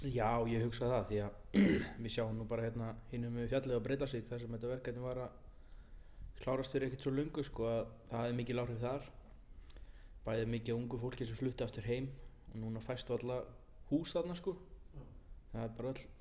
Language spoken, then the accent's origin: Icelandic; Suðursveit, Eastern Region, Iceland; now in Stöðvarfjörður, Iceland; Nei, ég er aðflutur kem hérna 2006 frá Suðusveit við Holnahjörð klára sérst nýjunda og tíunda bekkin hér